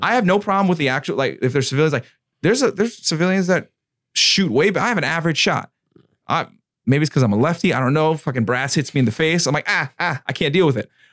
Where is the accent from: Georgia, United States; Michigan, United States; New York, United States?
New York, United States; I'm from New York and then, uh, Michael Murphy, he was from, he was from Patchogue. That was, like, a town over for me